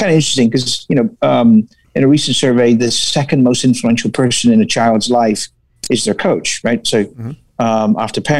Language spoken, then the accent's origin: English; England, United Kingdom; moved away as an adult; also born or lived in La Crosse, Wisconsin / Milwaukee, Wisconsin; now in California, United States; I English, right? So moved here when I was 19